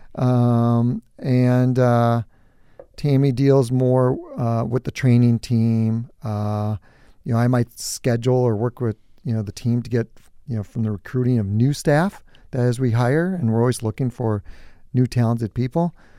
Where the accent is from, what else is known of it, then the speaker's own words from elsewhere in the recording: New Prague, Minnesota, United States; I grew up on a farm. It was just my brother and I and obviously my parents, and so I'm from New Prague